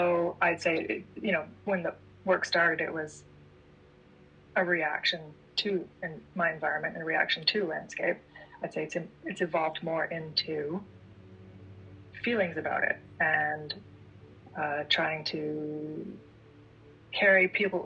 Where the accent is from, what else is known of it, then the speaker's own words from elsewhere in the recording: Ontario, Canada; being from Ontario and being Canadian